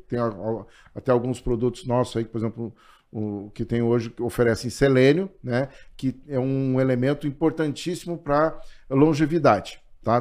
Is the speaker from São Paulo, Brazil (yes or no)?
no; Santo Augusto, Rio Grande do Sul, Brazil; also born or lived in Itaqui; eu me criei em Santo Augusto. E me identifico e digo que sou de Santo Augusto